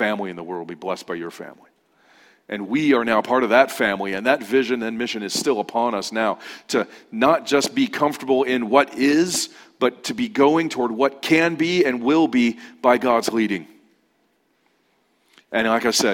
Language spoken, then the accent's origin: English; Ontario, California, United States; moved away; I grew up in Ontario, in the Inland Empire, and I moved out here